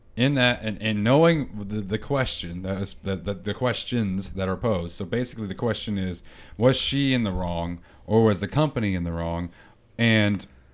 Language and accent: English; Texas, United States; I grew up in Texas